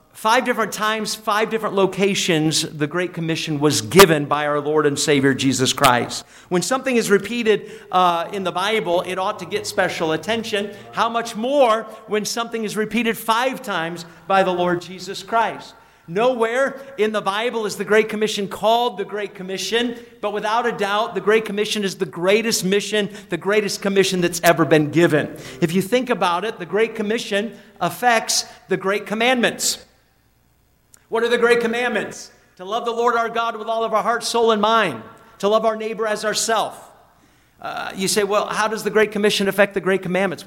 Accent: New Hampshire, United States; born or raised there

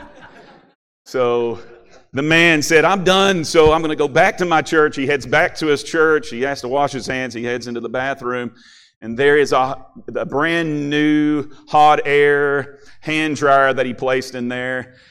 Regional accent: Kentucky, United States; moved away as an adult; now in Ohio, United States; I grew up in Kentucky

